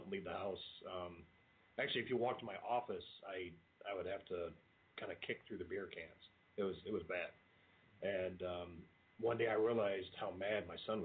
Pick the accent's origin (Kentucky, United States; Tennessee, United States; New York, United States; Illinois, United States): Kentucky, United States; also born or lived in Toledo, Ohio; we're from Kentucky